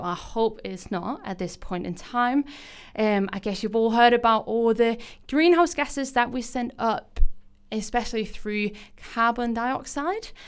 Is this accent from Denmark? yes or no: yes; Denmark; English is a second language; moved away as an adult; now in Canberra, Australia; I am not from here, and probably also what you can hear on my accent. I am from Denmark